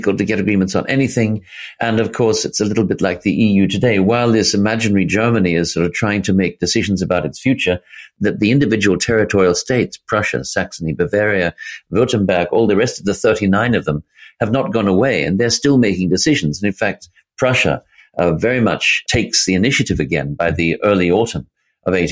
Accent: Sydney, New South Wales, Australia; down in Australia, where I come from. I come from Sydney

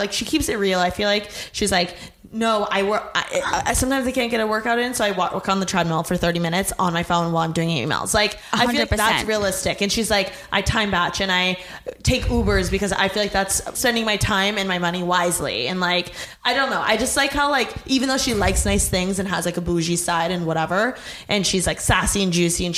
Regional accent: Indiana, United States; moved away as an adult; now in Los Angeles, United States; From Indiana

